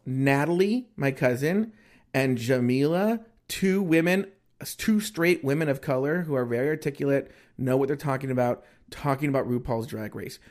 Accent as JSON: {"language": "English", "country": "United States", "said": "I am American, American."}